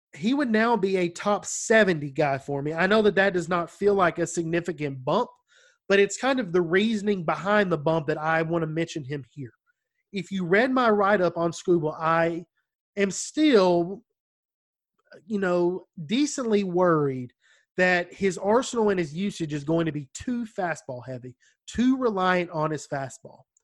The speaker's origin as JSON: {"language": "English", "country": "United States", "accent": "country"}